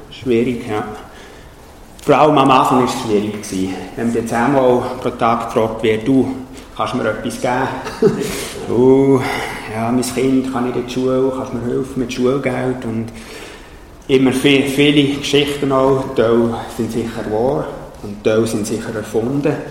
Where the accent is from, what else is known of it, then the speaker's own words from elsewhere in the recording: Switzerland; Für mich als Schweizer, als äh, ehemaliger Berggänger, ist das kein Problem.